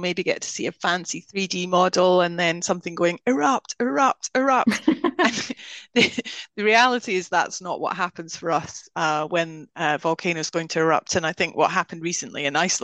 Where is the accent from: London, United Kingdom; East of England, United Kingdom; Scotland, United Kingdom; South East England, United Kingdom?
Scotland, United Kingdom; moved away; as you can hear, even though I haven't lived there for many decades, I'm Scottish. I'm very proud of being Scottish